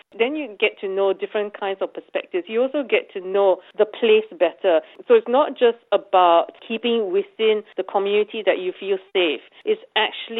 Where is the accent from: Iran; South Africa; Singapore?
Singapore; now in Australia; I come from Singapore